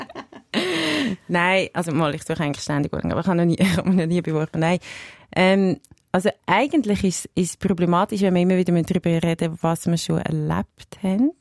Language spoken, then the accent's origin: German; Willisau, Lucerne, Switzerland; also born or lived in Schwamendingen, Zurich; ich bin zuerst in Schamending aufgewachsen, die ist acht Jahre und dann nach Willisau gegangen